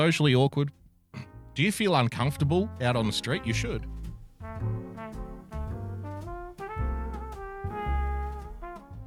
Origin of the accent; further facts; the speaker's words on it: Australia; I'm obviously an Australian.